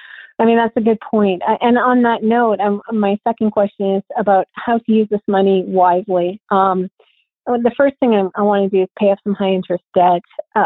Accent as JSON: {"language": "English", "country": "Canada", "moved": "yes", "lives_now": "Idaho, United States", "said": "I'm Canadian. I now live in Idaho."}